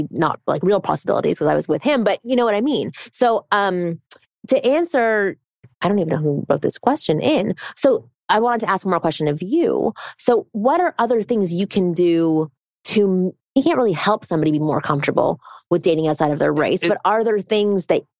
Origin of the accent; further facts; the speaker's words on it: Toronto, Ontario, Canada; moved away; I came from Toronto. I only really hung out with Jews